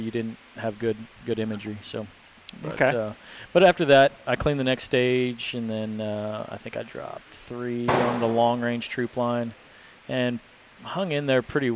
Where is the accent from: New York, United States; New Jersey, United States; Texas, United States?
Texas, United States; I'm from Texas